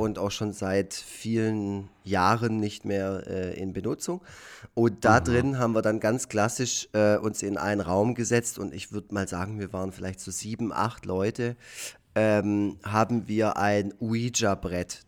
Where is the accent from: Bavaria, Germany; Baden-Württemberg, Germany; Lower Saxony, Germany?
Baden-Württemberg, Germany; Effringen; auf dem Land in Effringen, wo ich aufgewachsen bin, im schönen Nordschwarzwald